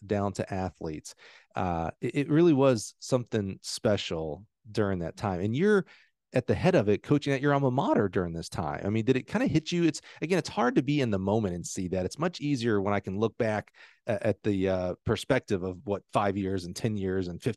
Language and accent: English; Alabama, United States; I'm from Alabama